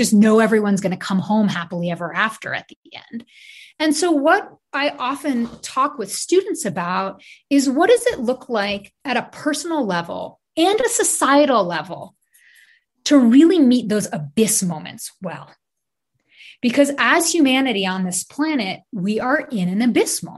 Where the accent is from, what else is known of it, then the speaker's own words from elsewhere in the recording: New York City, New York, United States; I grew up in Brooklyn